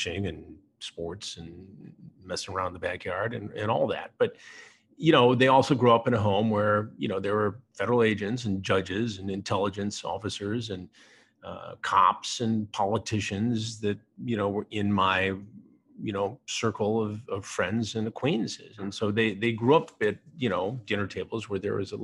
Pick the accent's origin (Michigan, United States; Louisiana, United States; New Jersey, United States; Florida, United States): Michigan, United States; now in New York City, United States; I grew up in Michigan